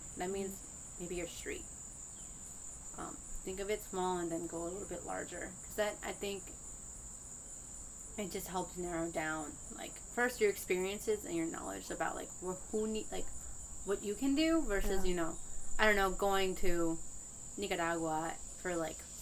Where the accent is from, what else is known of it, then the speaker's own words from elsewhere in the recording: Langley Park, Maryland, United States; I grew up in Langley Park